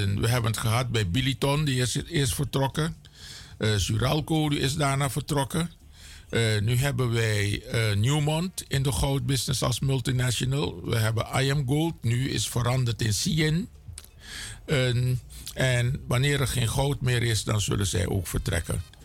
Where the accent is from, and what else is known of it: Suriname; also born or lived in Cameroon (ancestry)